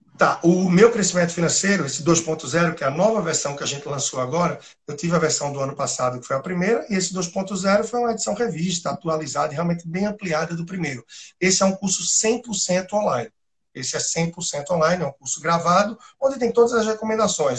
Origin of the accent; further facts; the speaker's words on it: Recife, Pernambuco, Brazil; moved away as an adult; also born or lived in Timor-Leste / Australia / Angola; daqui de Recife, o sotaque não nega tanta coisa